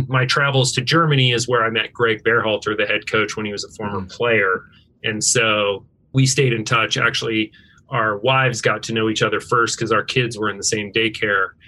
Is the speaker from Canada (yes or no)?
yes; Northern Alberta, Canada; moved away; also born or lived in Washington State, United States / Seattle, United States; I grew up in Northern Alberta, Canada, grew up ski racing.